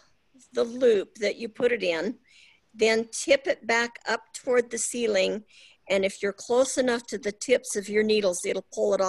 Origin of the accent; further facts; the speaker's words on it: Salt Lake City, Utah, United States; from Salt Lake City, Utah.